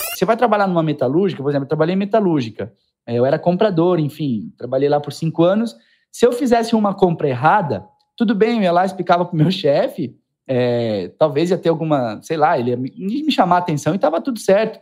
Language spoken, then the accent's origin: Portuguese; Indaial, Santa Catarina, Brazil